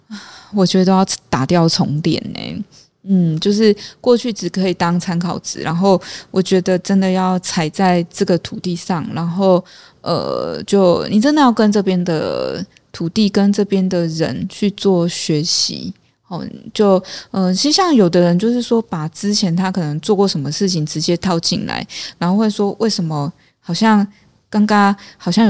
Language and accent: Chinese; Taipei, Taiwan; now in Chiayi, Taiwan; 其实因为我是台北人，然后呃，因为工作搬到嘉义来，然后跟这个地方就结缘了。其实呃，八年前是台北跟嘉义来回出差，六年前正式住下来。